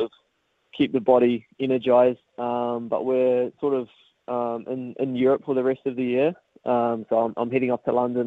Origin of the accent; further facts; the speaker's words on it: New Zealand; growing up in New Zealand